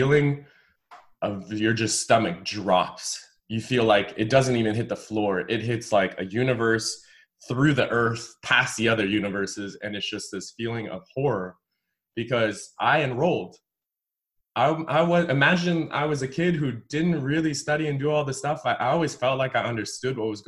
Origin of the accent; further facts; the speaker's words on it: Evanston, Illinois, United States; I grew up in Evanston